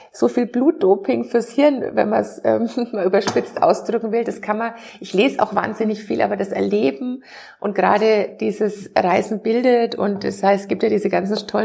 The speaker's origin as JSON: {"language": "German", "region": "Bavaria", "country": "Germany", "tie": "born or raised there", "said": "immer noch Bayern beziehungsweise Franken. Ich wohne immer noch in dem gleichen"}